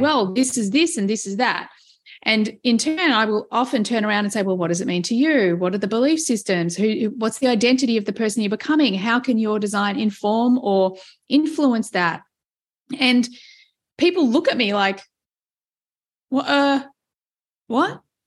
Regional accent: Australia; being Australian

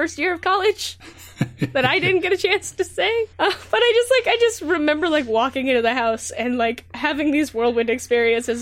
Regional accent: Southern California, United States; also born or lived in Santa Cruz; the town that I grew up in Southern California is still actually relatively conservative

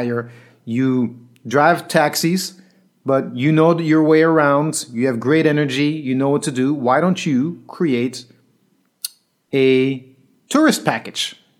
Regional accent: Belgium; moved away; some guys I grew up with in Belgium in the breaking scene

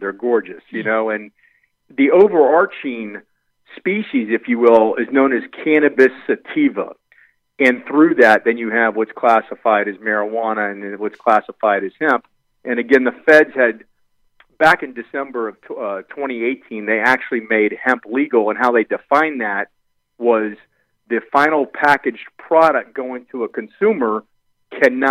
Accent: Miami, Florida, United States; I'm originally from Miami, Florida, where my partner, Kyle Chong, we grew up together.

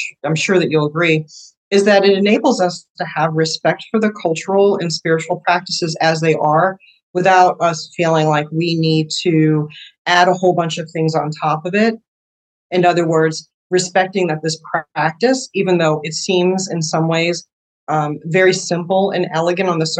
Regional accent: United States; as an American and as a Westerner

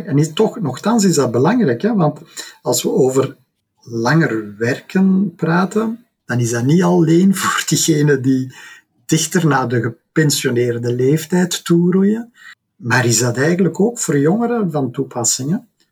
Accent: Belgium; wij ook als Belgen

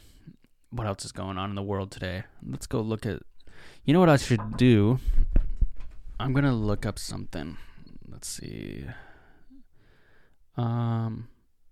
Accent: Seattle, Washington, United States; I'm from Seattle

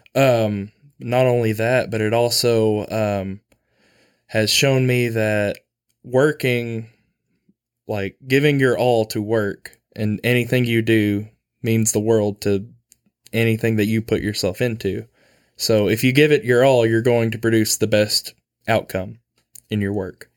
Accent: Manila, Arkansas, United States; I'm from Manila, Arkansas

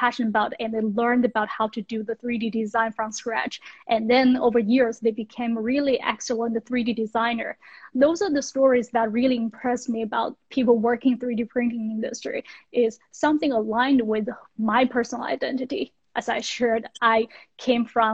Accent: western China, China; moved away as an adult; also born or lived in United States; So I grew up in China in a Western town, which is not wealthy

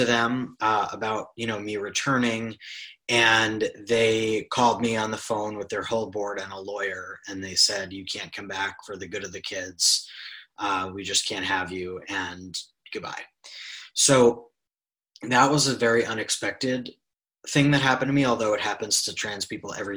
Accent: New York City, New York, United States; I grew up in New York City

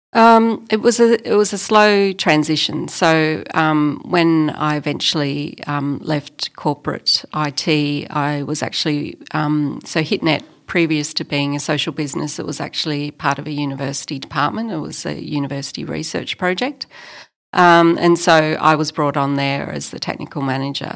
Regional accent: Australia; also born or lived in Melbourne, Australia; as an Australian, as a white Australian

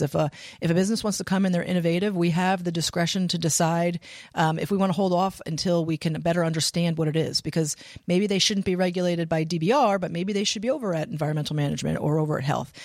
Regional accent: Pennsylvania, United States; moved away as an adult; now in Rhode Island, United States; was born and raised in Pennsylvania

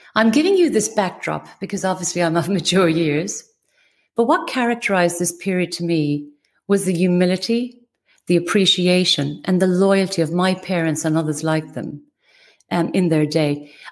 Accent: West Cork, Munster, Ireland; moved away; I was born in West Cork in Ireland. I was raised as one of eleven children

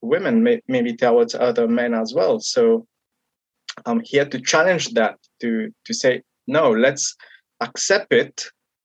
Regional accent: Mauritius; I come from Mauritius, and in my country where I come from, we don't talk about mental health

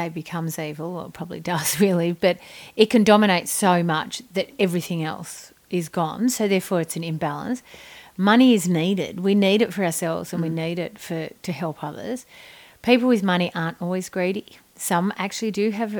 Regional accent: Australia; we're the Aussie Ockers

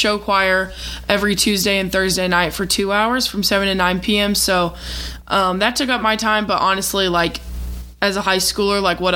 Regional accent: Missouri, United States; I'm from Missouri

